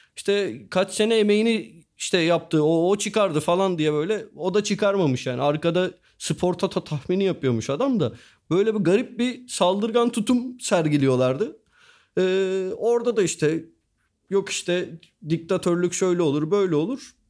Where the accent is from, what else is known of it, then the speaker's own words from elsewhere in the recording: Turkey; biz Türk'üz ve Müslüman'ız